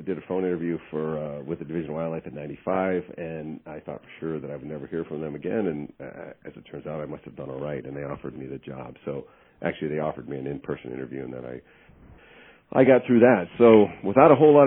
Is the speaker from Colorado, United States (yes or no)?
no; Warren, Ohio, United States; moved away as an adult; also born or lived in Columbus, Ohio / Virginia; I'm an Ohio native. I was born and raised in Trumbull County some time ago.